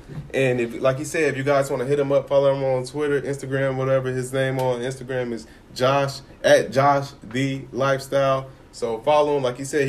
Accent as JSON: {"language": "English", "town": "Chicago", "region": "Illinois", "country": "United States", "tie": "born or raised there", "said": "I grew up in Chicago, so I was born in 93."}